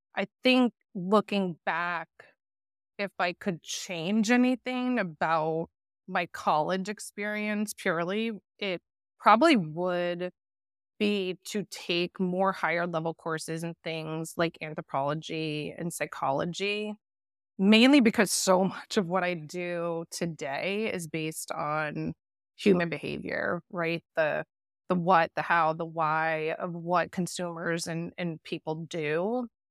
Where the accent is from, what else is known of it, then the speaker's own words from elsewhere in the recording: north of Boston, Massachusetts, United States; also born or lived in Pennsylvania / Netherlands; So I grew up north of Boston, definitely an East Coast girl